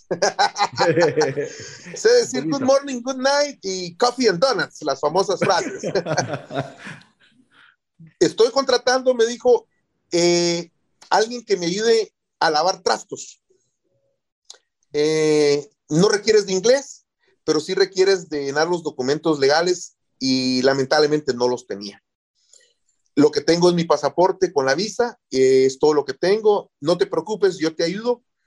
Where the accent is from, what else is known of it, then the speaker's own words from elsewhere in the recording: Guatemala; moved away as an adult; now in United States; soy de Guatemala